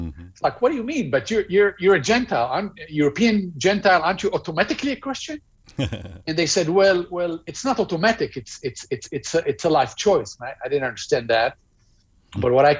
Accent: Israel; No, so my family are what we call in Israel traditional Jews.

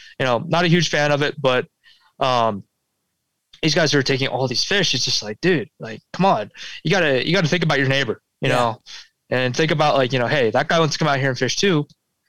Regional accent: Pulaski, New York, United States; I see it the most on the East Coast, definitely kind of like where I grew up in Pulaski, New York

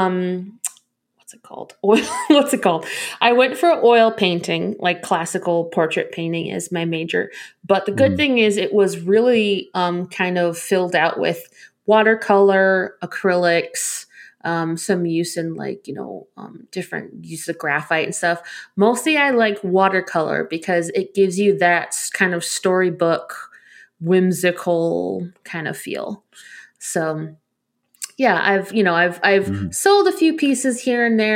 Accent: Arizona, United States; I'm from Arizona.

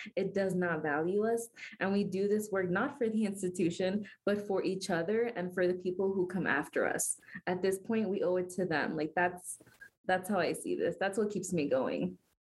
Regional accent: Miami, Florida, United States; moved away as an adult; now in Denver, United States; I'm from Miami, I'm not from Denver originally

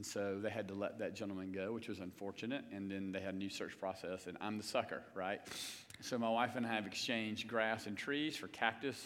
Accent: Lugoff, South Carolina, United States; We grew up going to public schools in Lugoff, South Carolina.

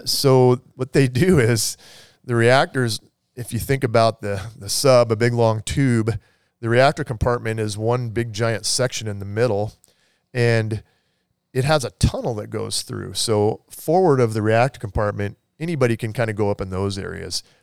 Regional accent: Everett, Washington, United States; Grew up in, uh, Snohomish County, Everett area.

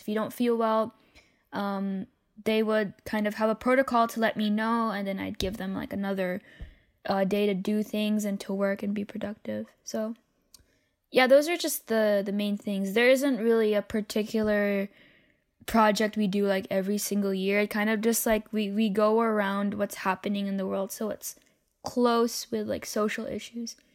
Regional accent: Philippines; moved away; in my home country, um, the Philippines

